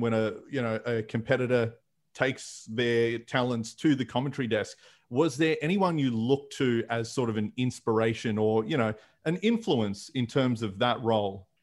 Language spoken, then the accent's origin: English; Fairfield, Victoria, Australia; street festivals where I grew up in Fairfield